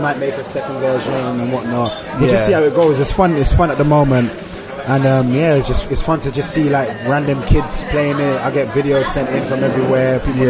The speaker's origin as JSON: {"language": "English", "country": "Nigeria", "said": "But I feel like a lot of, you have the people that are protective over forgetting that I'm Nigerian."}